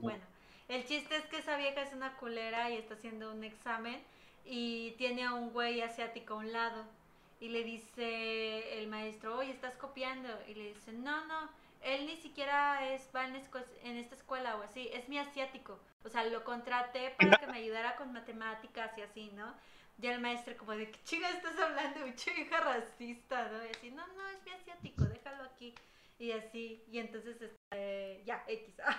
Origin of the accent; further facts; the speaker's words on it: Mexico; como los mexicanos somos